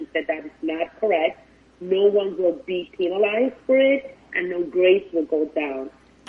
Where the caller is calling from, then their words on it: North Miami Beach, Florida, United States; I am actually calling from North Miami Beach.